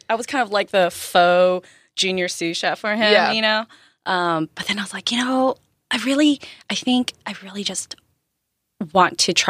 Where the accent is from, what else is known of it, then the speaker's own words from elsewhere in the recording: San Diego, California, United States; also born or lived in Philippines / Japan; San Diego-ish. Okay-ish. Born in the Philippines.